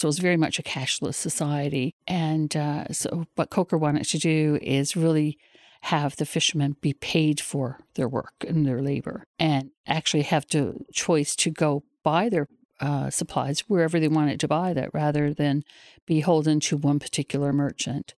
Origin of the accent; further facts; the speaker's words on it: Newfoundland and Labrador, Canada; For a lot of us growing up in Newfoundland, we've all been tied to the fishery one way or the other, and I guess my family is no different than anyone else. I grew up in a, a fishing family